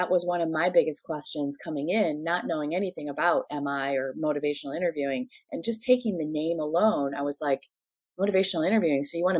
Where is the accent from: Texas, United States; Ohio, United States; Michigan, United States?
Michigan, United States; moved away; It's Michigan. I'm from Michigan, you know, originally.